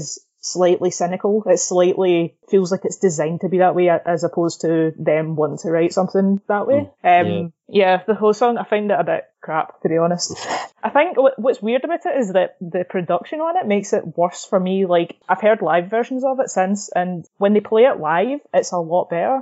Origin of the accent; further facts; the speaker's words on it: Scotland, United Kingdom; we can both say this because we're Scottish